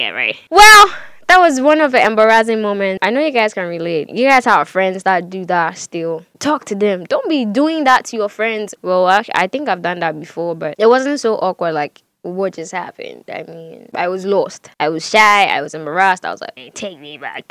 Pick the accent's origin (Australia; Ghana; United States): Ghana; I am Ghanaian